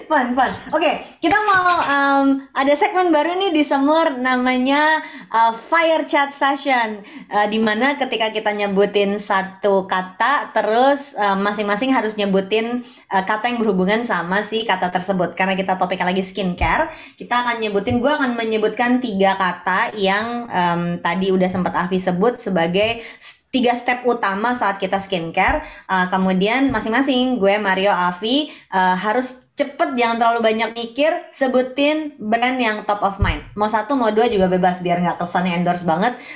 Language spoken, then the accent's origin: Indonesian; Indonesia; orang Indonesia dari negara tropis tapi pakainya brand Japanese.